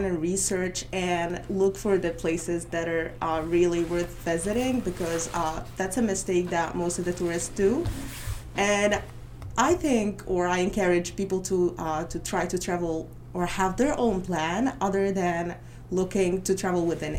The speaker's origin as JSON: {"language": "English", "country": "Egypt", "second_language": "English", "moved": "as an adult", "lives_now": "United States"}